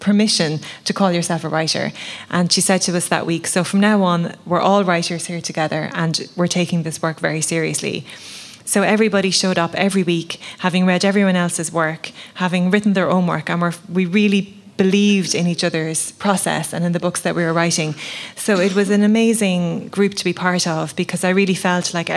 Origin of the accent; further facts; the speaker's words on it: the Midlands, Leinster, Ireland; I grew up in the Midlands in Laois